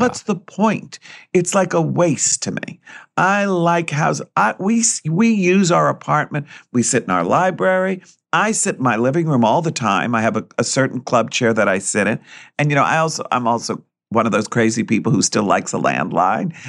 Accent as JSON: {"language": "English", "region": "New York", "country": "United States", "tie": "born or raised there", "said": "I'm born and raised Greek, and I grew up in New York, and I went to school in New York"}